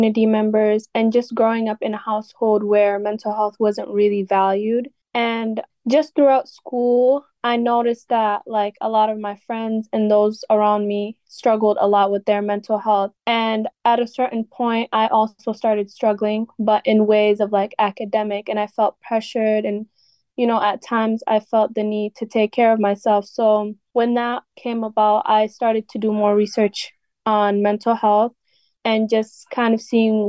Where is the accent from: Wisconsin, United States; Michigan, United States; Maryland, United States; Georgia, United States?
Wisconsin, United States; also born or lived in Ethiopia / Somalia (ancestry); my upbringing, I came here when I was around 6 or 7 years old